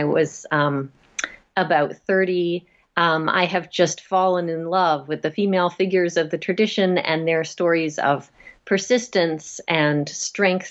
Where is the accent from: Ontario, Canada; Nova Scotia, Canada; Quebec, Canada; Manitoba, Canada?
Nova Scotia, Canada; now in Massachusetts, United States; I grew up in Nova Scotia in Canada